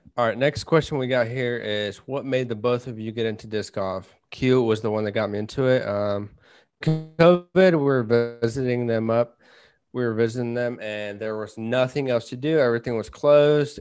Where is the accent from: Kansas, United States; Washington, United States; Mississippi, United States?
Kansas, United States; we're from Kansas, so we have a lot of wind